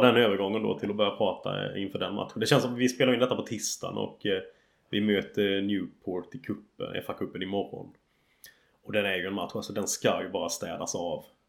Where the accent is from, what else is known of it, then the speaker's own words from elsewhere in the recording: Sweden; now in England, United Kingdom; hemma i Sverige